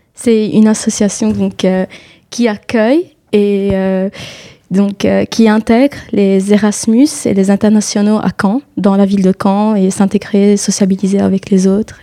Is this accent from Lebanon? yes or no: yes; Lebanon; moved away as an adult; now in France; Je suis libanaise, je suis venue du Liban